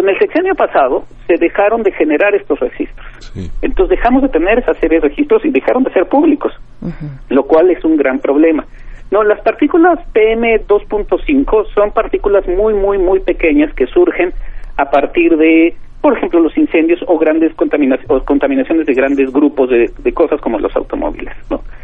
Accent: Mexico

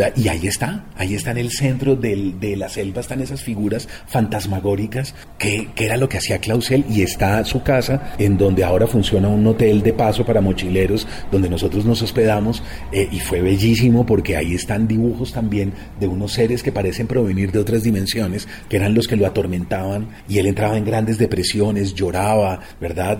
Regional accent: Colombia

